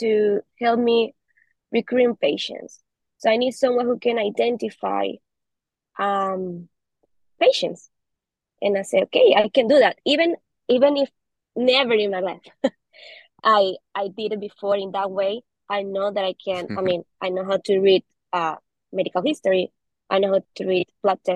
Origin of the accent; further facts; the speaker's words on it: Venezuela; English is a second language; moved away as an adult; now in United States; I'm a doctor. I'm from Venezuela, so I'm here studying for myself